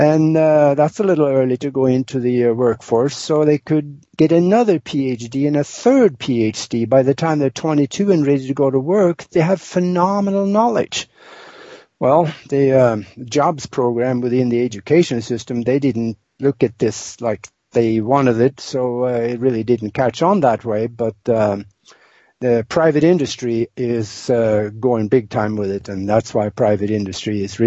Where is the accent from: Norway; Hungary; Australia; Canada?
Norway; moved away as an adult; now in United States; I was born and raised in Northern Europe, in Norway, and born on a farm over there